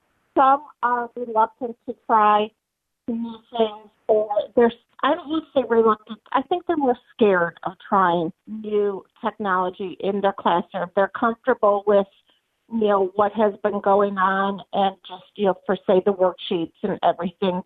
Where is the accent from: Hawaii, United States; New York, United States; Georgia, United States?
Georgia, United States; I am from Georgia, and I am currently teaching special ed grades 2 through 5